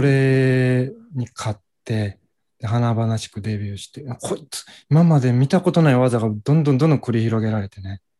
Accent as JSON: {"language": "Japanese", "region": "Hyogo", "country": "Japan", "tie": "born or raised there", "said": "兵庫県出身です。"}